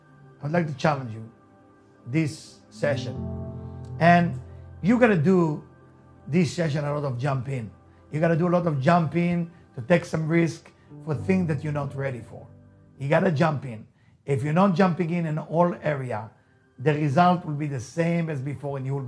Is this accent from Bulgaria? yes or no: no; Israel; accent: Israeli; first language Hebrew; English is a second language; moved away; As you can hear my accent, I'm Israeli. I was born in Israel. So my English is not the first language, right? I mean, for me, the first language is Hebrew